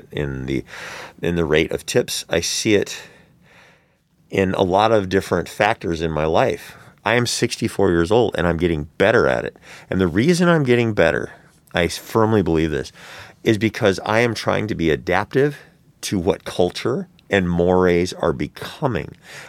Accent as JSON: {"language": "English", "region": "Florida", "country": "United States", "said": "I come from Florida. My family's from Florida, and I can't get a hold of trans-affirming care."}